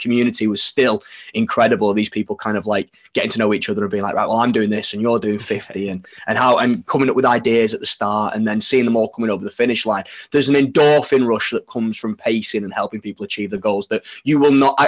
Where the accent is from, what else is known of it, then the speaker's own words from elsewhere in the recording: Widnes, North West England, United Kingdom; now in Sheffield, United Kingdom; So I'm from Widnes originally. We live in Sheffield now